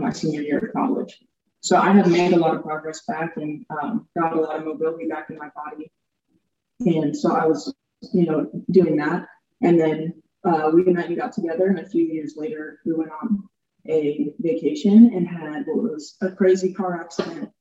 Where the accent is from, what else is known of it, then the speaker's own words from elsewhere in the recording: Strafford, Missouri, United States; also born or lived in Kansas City area; I'm from Stratford, a really small town right outside of Springfield, Missouri.